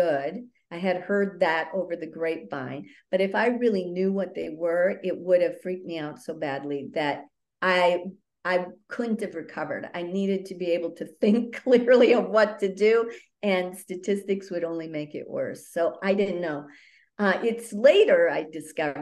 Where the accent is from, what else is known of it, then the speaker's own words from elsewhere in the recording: northern Wisconsin, United States; I'm a cheesehead from Wisconsin.